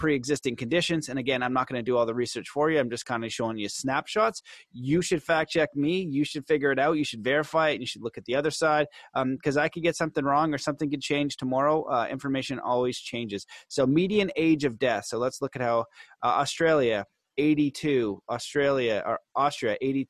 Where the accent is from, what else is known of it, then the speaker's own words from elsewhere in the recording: Canada; I'm Canadian